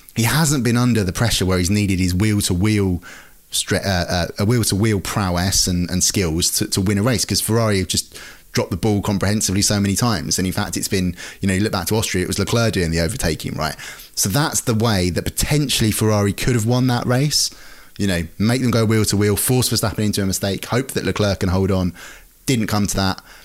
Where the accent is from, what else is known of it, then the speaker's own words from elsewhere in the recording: United Kingdom; we're British